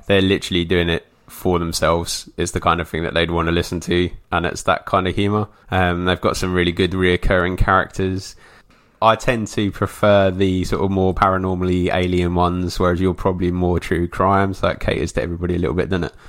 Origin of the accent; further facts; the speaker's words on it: England, United Kingdom; for me being English